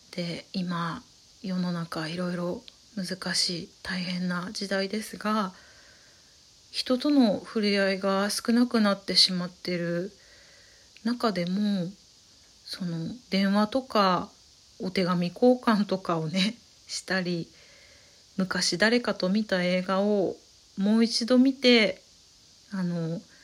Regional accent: Saitama, Japan; 埼玉育ちなんですけれども

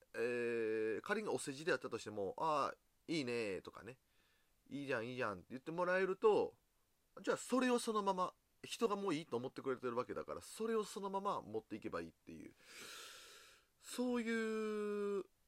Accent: Osaka, Japan; 僕大阪人なんでこう、すぐにこう、笑いに走ってしまう

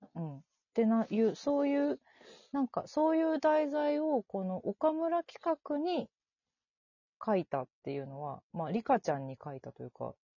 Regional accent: Tokyo, Japan; 私も南氏も東京出身

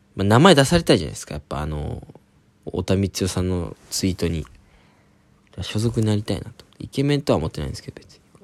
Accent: Oita, Japan; now in Tokyo, Japan; 俺大分出身

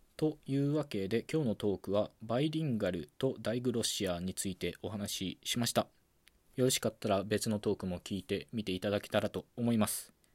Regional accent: Okayama, Japan; accent: Okayama dialect; first language Okayama dialect (Japanese); 僕はね、母語は岡山方言

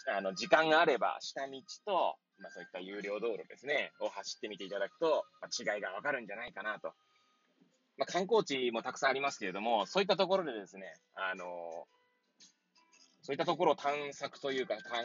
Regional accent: Hachioji, Tokyo, Japan; moved away as an adult; now in Kamaishi, Japan; 八王子生まれ、八王子育ち。東日本大震災の1年前より、釜石で働く

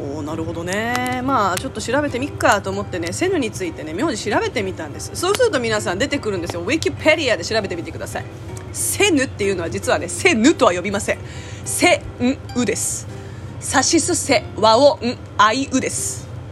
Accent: South Korea; 国籍は韓国です

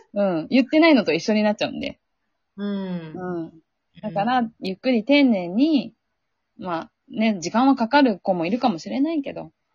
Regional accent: Sea of Japan coast, Japan; 日本海出身なんで、うん、やっぱりすごい雪が降るところだった

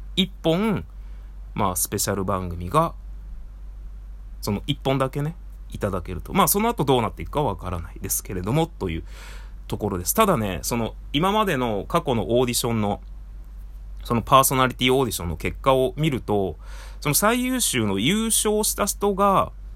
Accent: Tajimi, Gifu, Japan; moved away as an adult; 僕、出身岐阜県の多治見市なんですが

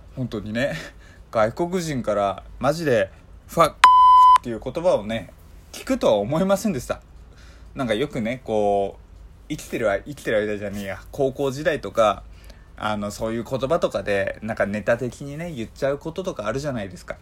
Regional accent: Japan; イエスジャパン

